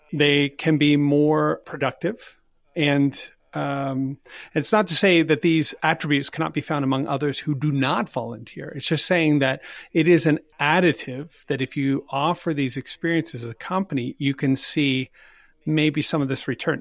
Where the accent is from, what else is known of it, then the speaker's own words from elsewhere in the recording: Canada; I'm Canadian